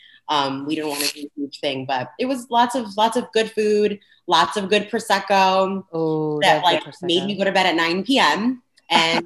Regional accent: New Britain, Connecticut, United States; moved away as an adult; also born or lived in Washington, District of Columbia, United States / Hamden, Connecticut; I was born and raised in New Britain

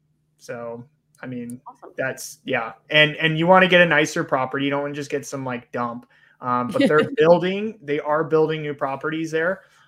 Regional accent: Georgia, United States; I grew up in, I grew up in Georgia. My family's from Southern Alabama.

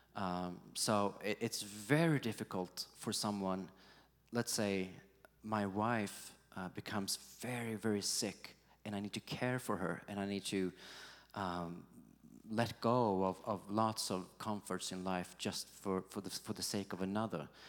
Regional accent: Gothenburg, Västra Götaland, Sweden; Gothenburg, uh, my hometown

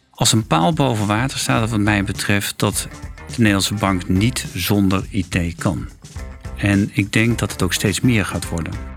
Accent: Friesland, Netherlands; Ik ben geboren in Friesland

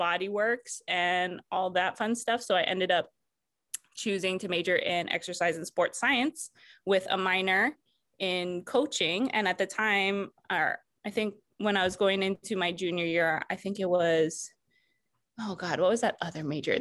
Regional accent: Hawaii, United States; being born and raised in Hawaii, I just grew up being proud to be Hawaiian

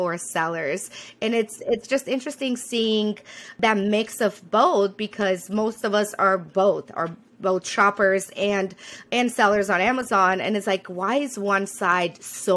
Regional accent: Romania; moved away as an adult; also born or lived in Rwanda / Burma; now in United States; I was born in Romania, decided to leave that whole continent, move to America, create a new life

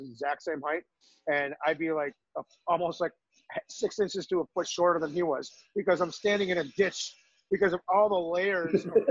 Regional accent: New York, United States; growing up in New York

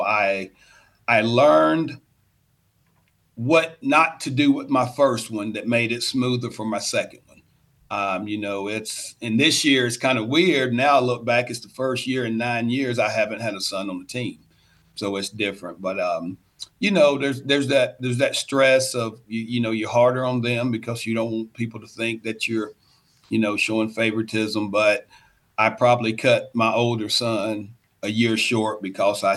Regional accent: Adairsville, Georgia, United States; also born or lived in Covington, Georgia; I'm an African-American coach in a predominantly white town, but it's my hometown

